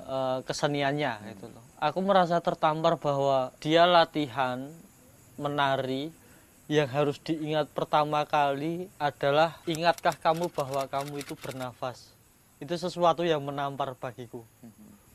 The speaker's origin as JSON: {"language": "Indonesian", "region": "Java", "country": "Indonesia", "said": "aku ini orang Jawa"}